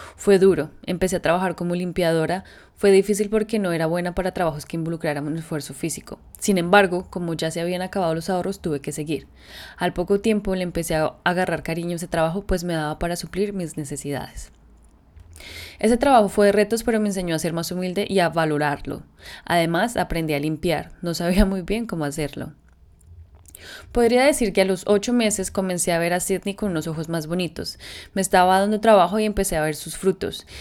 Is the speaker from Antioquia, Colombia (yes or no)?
no; Bogotá, Colombia; moved away as an adult; also born or lived in Austin, Texas, United States / San Francisco, California, United States; now in Sydney, Australia; soy de Bogotá, Colombia, tengo 30 años, vivo en Sydney hace 4 años